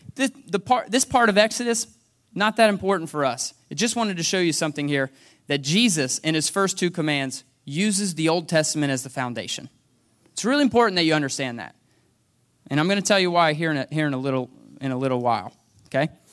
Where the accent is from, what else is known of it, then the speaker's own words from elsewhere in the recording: United States; now in Franklin, United States; I was born and raised here in a single wide trailer on Hess Road.